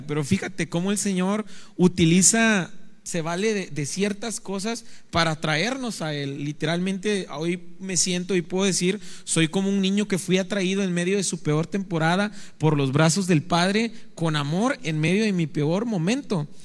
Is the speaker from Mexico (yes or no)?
yes; Naranjos, Veracruz, Mexico; now in Ciudad Victoria, Mexico; soy oriundo de Naranjos, Veracruz